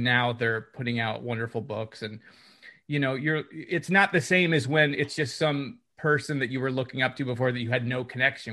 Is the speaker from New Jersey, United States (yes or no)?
yes; New Jersey, United States; I'm from New Jersey